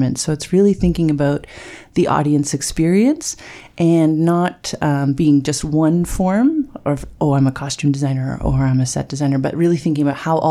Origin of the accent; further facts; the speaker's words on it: Bracebridge, Ontario, Canada; moved away as an adult; also born or lived in Montreal / Austin, Texas; now in Toronto, Canada; I grew up in Bracebridge, so just down the way.